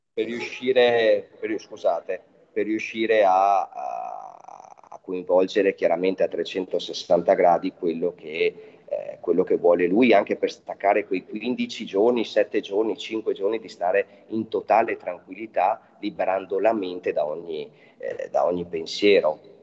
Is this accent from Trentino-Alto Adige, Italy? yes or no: yes; Trentino-Alto Adige, Italy; parte dal mio paese che sono ai confini col Veneto e arriva fino, fino a Trento